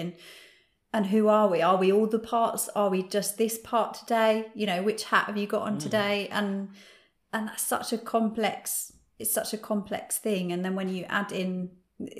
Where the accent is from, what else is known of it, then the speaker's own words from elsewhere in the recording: United Kingdom; I'm British